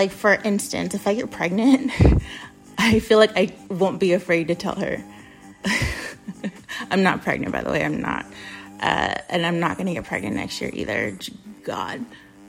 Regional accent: United States; I'm American

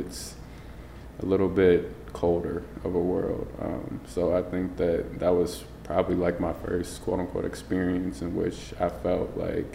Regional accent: Chicago, Illinois, United States; born or raised there; moved away as an adult; now in Southern California, United States

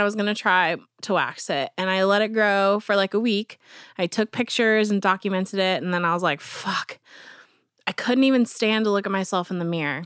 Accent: Avon, Indiana, United States; I grew up in Avon, which is right beside Brownsburg

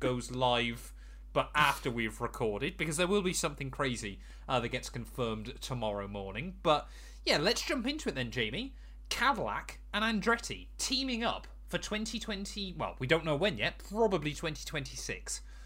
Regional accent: United Kingdom; we're British

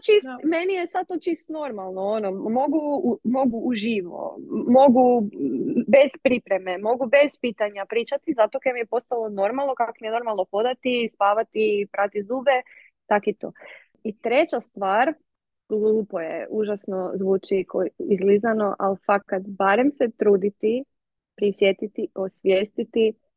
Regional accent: Međimurje County, Croatia; ja sam iz Međimurja

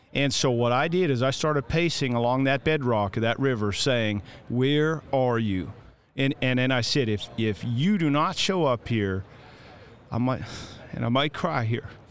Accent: Canada; I'm the Canadian

